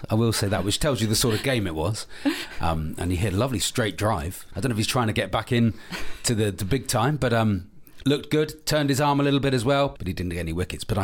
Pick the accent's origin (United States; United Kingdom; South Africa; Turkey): United Kingdom; Devon, South West England; Devon. I'm from Devon.